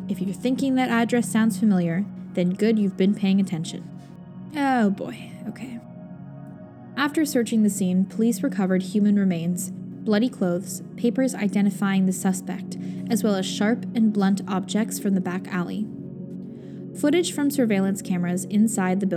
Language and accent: English; Canada; I'm Canadian, and it's great to be Canadian